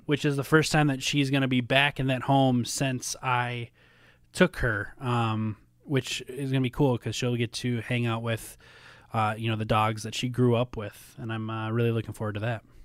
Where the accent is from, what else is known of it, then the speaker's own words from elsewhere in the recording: Minnesota, United States; also born or lived in Tennessee; now in Chicago, United States; growing up in Minnesota